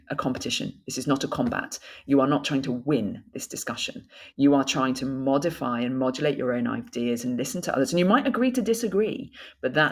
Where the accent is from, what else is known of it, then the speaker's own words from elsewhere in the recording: Bolton, North West England, United Kingdom; accent: northern; my northern accent growing up in Bolton um, has, has, gone.